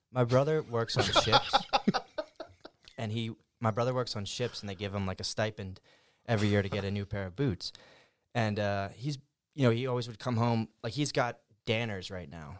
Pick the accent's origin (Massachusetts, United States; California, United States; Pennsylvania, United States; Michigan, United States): Pennsylvania, United States; Fairless Hills; I lived in Fairless Hills when I grew up